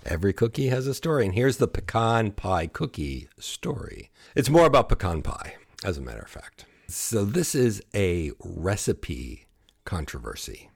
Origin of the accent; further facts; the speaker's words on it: Buffalo, New York, United States; growing up in the Buffalo area, we said pecans